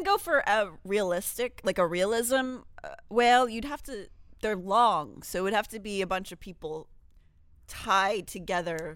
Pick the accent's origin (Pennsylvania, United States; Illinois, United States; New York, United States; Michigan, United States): Pennsylvania, United States; Pittsburgh; I grew up in Pittsburgh